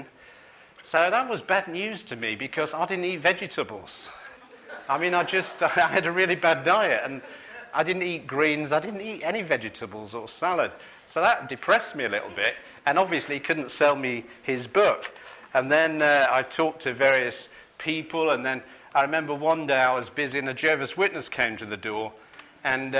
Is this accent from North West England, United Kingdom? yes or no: yes; Manchester, North West England, United Kingdom; I grew up in Manchester